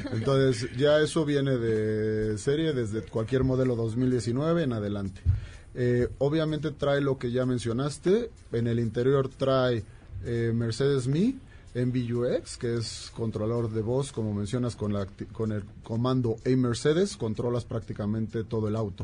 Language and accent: Spanish; Mexico; como mexicanos